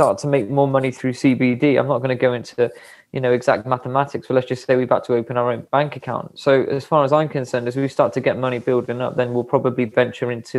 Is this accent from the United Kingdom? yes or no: yes; West Midlands, United Kingdom; now in Frome, United Kingdom; We're both based in a town called Froome near Bath in Somerset, but I'm actually from the West Midlands.